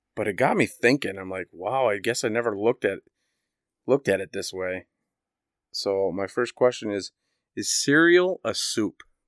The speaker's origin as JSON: {"language": "English", "region": "Indiana", "country": "United States", "tie": "born or raised there", "said": "I grew up in Indiana"}